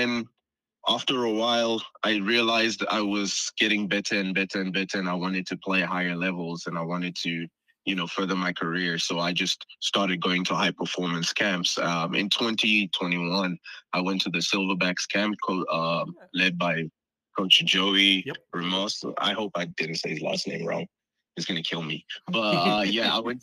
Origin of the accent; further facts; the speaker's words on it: South Africa; also born or lived in Congo; I was born in Congo, but I was raised in South Africa